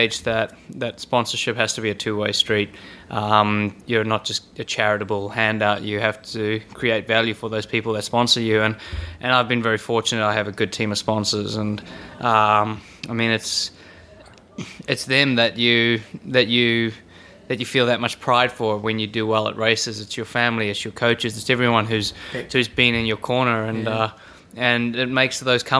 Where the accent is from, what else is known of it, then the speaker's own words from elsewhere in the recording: South Africa; now in New Zealand; Growing up in South Africa